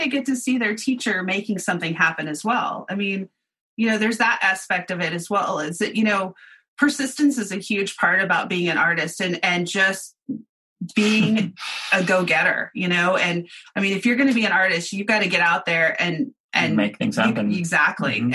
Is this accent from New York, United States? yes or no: no; Oklahoma, United States; I grew up in Oklahoma